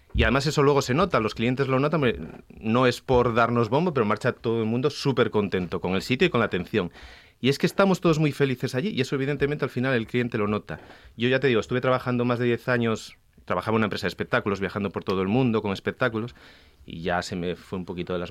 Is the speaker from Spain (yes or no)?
yes; Oviedo, Asturias, Spain; moved away as an adult; yo soy de Oviedo de toda la vida, estuve muchos años trabajando fuera